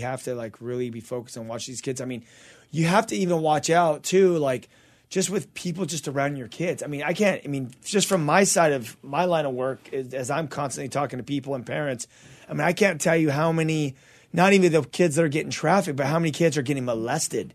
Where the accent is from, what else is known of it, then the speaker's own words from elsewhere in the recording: Azusa, California, United States; also born or lived in Covina; I was raised in Azusa, born in Covina and then raised in Azusa for a while